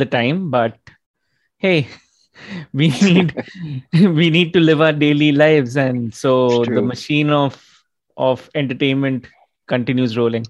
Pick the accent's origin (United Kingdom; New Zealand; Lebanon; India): India; But being an Indian, I have to ask